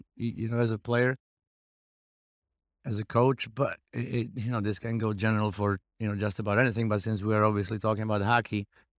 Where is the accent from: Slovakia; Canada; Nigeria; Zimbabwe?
Slovakia; English is a second language; moved away; So, you know, overall, I cannot say I was glad to get out of Slovakia. Mm-hmm. Now it's my home country. It's where I grew up.